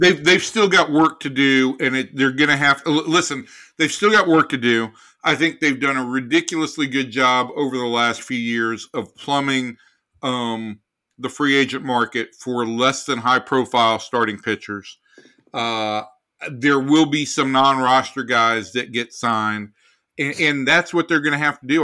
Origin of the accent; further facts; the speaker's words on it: Atlanta, Georgia, United States; moved away; I'm from Atlanta, Georgia